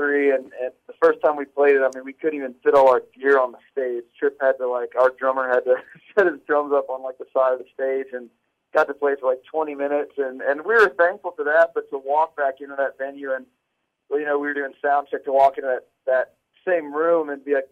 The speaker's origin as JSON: {"language": "English", "area": "30 minutes from Bonnaroo", "region": "Tennessee", "country": "United States", "tie": "born or raised there", "said": "I actually grew up like 30 minutes from where Bonnaroo's"}